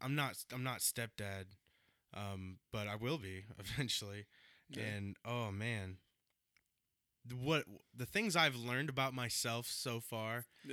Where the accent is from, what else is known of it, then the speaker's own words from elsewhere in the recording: Stockbridge, Georgia, United States; I grew up in Stockbridge, Georgia.